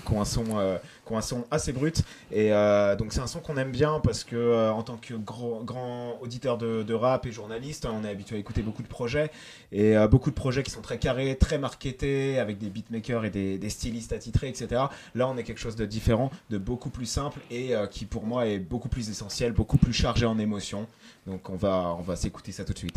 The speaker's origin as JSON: {"language": "French", "town": "Concarneau", "region": "Brittany", "country": "France", "tie": "born or raised there", "also_born_or_lived": "Boulogne-Billancourt", "moved": "yes", "said": "je viens de boulogne biancourt Et, euh, et j'ai grandi euh, à Concarneau, dans le 29, sud Finistère"}